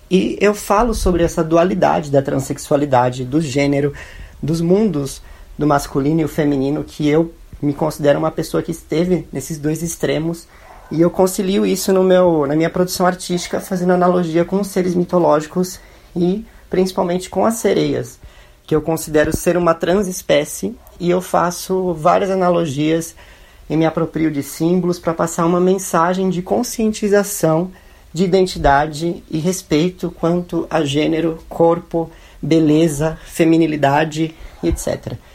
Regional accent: São Paulo, Brazil; tenho 25 anos, eu sou de São Paulo, branco, classe média

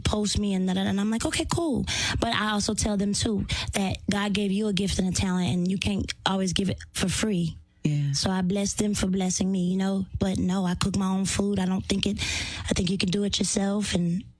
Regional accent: North Carolina, United States; I'm from North Carolina.

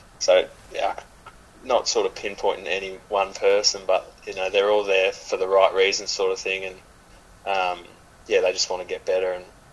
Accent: Ballarat, Victoria, Australia; I grew up mainly in Ballarat

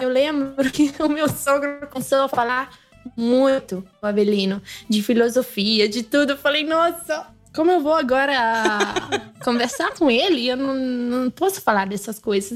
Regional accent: Piedmont, Italy; first language Italian; Portuguese is a second language; eu sou do Piemonte

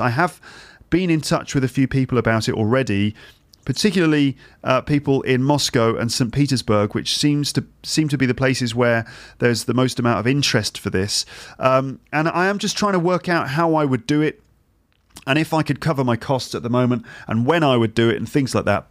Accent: England, United Kingdom; moved away as an adult; now in Paris, France; we're English

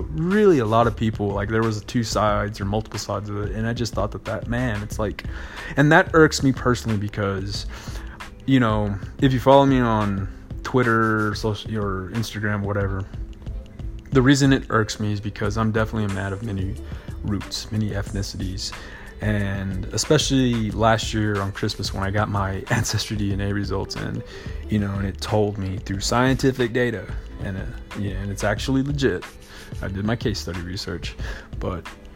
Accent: Hobbs, New Mexico, United States; growing up in Hobbs, New Mexico

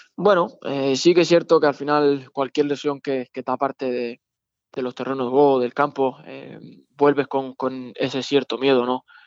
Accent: Las Palmas, Canary Islands, Spain; moved away; contra Las Palmas, contra el equipo de, de mi tierra

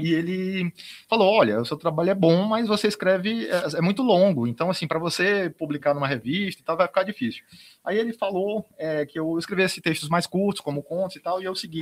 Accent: Itapiúna, Ceará, Brazil; cidade onde eu nasci, né, que é Itapiúna

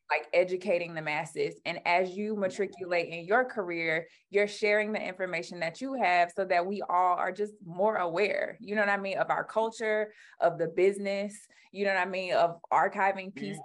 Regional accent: Alabama, United States; moved away; I'm a Southern Black girl. Like I grew up in Alabama

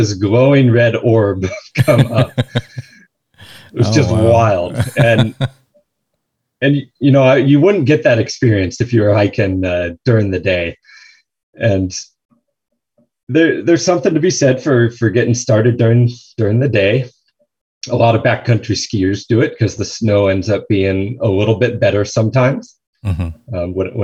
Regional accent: San Luis Obispo, California, United States; I grew up in San Luis Obispo, and we would hike up Bishop's Peak, our local mountain there

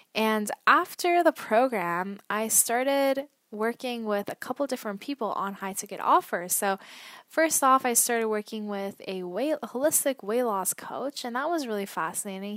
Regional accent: Toronto, Ontario, Canada; also born or lived in Vancouver / Ottawa; I am from Canada, originally Toronto

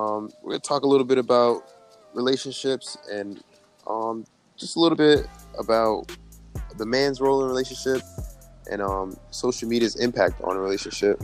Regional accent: Jamaica; I'm Jamaican

